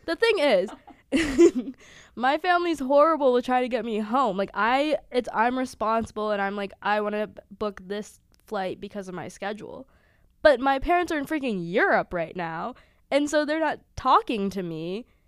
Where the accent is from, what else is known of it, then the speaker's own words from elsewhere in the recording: Sewickley, Pennsylvania, United States; moved away as an adult; I'm from Pittsburgh, Pennsylvania, Swickley, to be specific